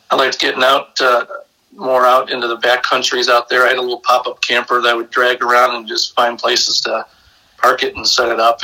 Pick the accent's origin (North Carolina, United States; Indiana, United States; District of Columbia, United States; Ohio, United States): Ohio, United States; Brecksville; I'm originally from a small town uh, south of Cleveland, Ohio, little Norman Norman Rockwell town called Brecksville